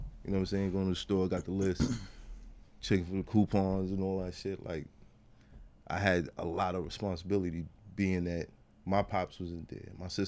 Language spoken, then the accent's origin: English; New York City, New York, United States; was raised. Crown Heights, borderline Flatbush.